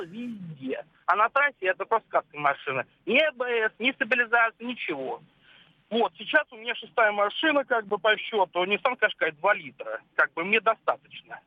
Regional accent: Yekaterinburg, Sverdlovsk Oblast, Russia; я сам э, из Екатеринбурга

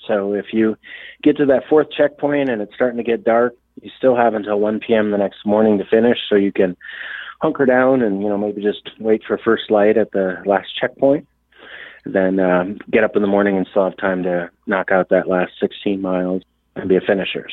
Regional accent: Sioux Falls, South Dakota, United States; also born or lived in Minnesota; I'm originally from Sioux Falls, South Dakota. I had grew up in the south uh, eastern part of the state

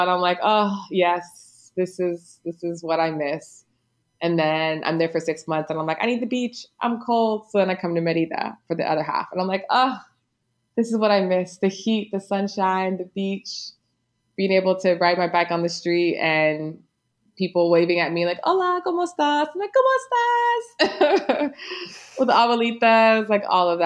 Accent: United States; moved away; me as an American

